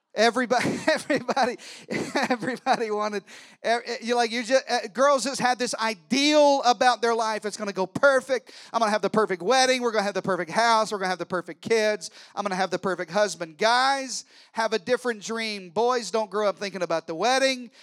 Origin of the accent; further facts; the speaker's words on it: Arkansas, United States; I'm from Arkansas. I'm related to everybody.